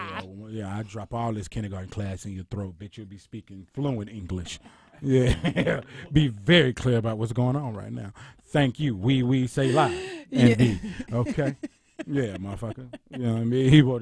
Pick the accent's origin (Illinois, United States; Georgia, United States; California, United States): Georgia, United States; Atlanta; I'm from Camden Road, Atlanta, Georgia.